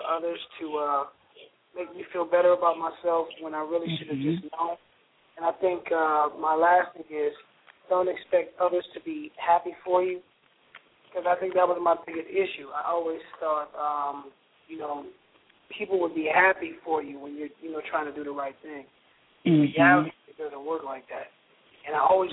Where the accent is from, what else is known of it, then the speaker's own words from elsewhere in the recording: Minneapolis, Minnesota, United States; I'm from Minneapolis